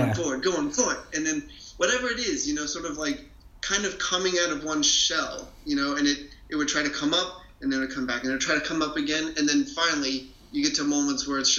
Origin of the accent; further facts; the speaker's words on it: United States; as an American trumpet player and as a person who grew up listening to like the Chicago Symphony and the New York Philharmonic